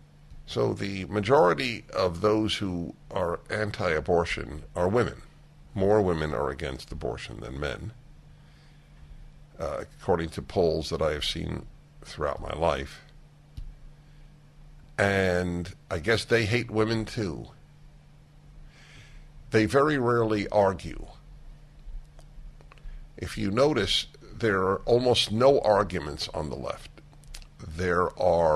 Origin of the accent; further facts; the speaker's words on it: New York City, New York, United States; I grew up in Brooklyn, New York